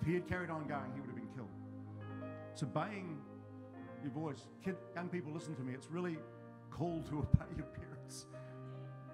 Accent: the South, South Island, New Zealand; I come from the South

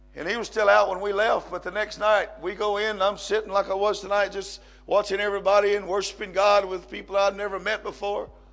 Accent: United States; moved away as an adult; now in Mexico; I'm an American

